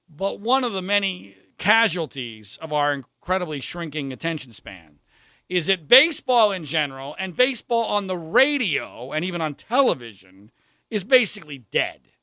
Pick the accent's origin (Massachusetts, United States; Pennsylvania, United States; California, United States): Pennsylvania, United States; Philadelphia area; growing up in the Philadelphia area